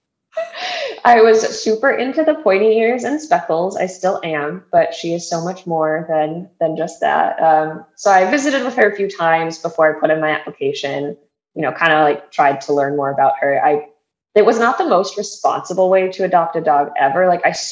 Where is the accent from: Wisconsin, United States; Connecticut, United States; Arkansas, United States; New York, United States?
Wisconsin, United States; moved away as an adult; now in Florida, United States; I was born and raised in Wisconsin, but now live in Florida.